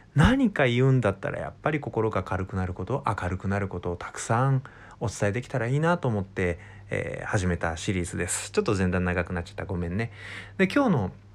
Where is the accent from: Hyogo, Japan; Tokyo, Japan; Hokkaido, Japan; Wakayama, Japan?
Wakayama, Japan; now in Kanagawa, Japan; 僕の実家は和歌山県なんだけど